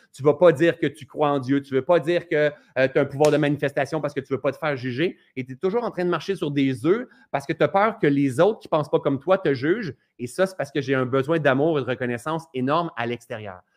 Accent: Ascot Corner, Quebec, Canada; d'Asket Corner, hein, moi je viens de ce coin-là

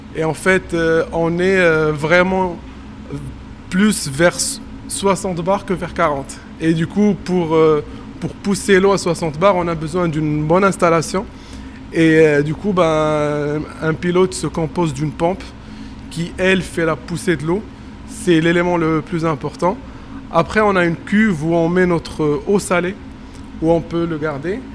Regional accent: Morocco; moved away; je suis marocain et que j'ai travaillé au Maroc

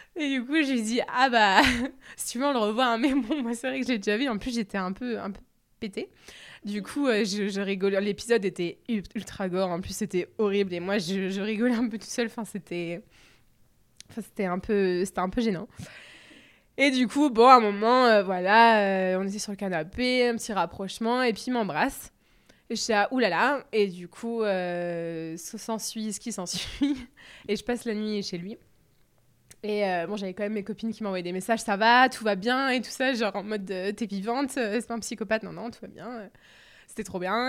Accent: Bordeaux, Nouvelle-Aquitaine, France; je suis de Bordeaux

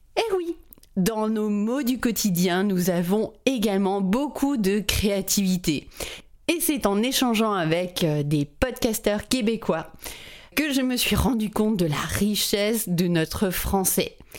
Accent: France; je suis française

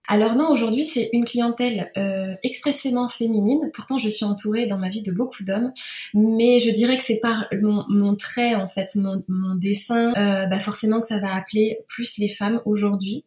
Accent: Normandy, France; also born or lived in Rouen; je suis normande, j'habite à Rouen

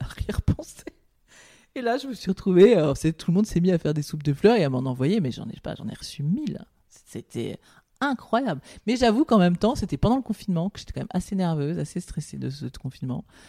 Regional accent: Paris, Île-de-France, France; je suis parisienne, je suis née à Paris, euh, je, je ne connais que Paris

